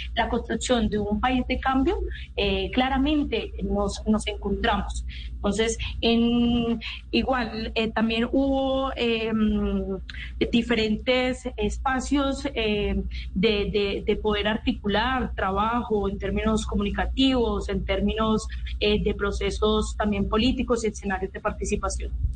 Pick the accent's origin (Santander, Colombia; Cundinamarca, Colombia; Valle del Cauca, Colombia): Valle del Cauca, Colombia; Cali; soy de Cali, del Pacífico colombiano